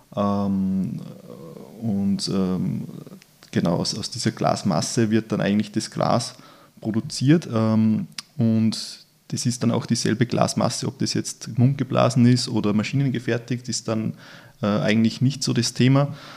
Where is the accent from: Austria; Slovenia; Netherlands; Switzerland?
Austria; Upper Austria; moved away; Ich bin ja ursprünglich Oberösterreicher